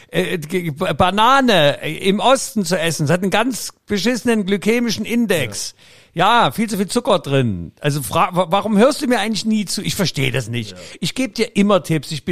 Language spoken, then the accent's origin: German; Austria; Jetzt, jetzt, jetzt, jetzt, jetzt lass, lass, lass mir ankündigen, als Österreicher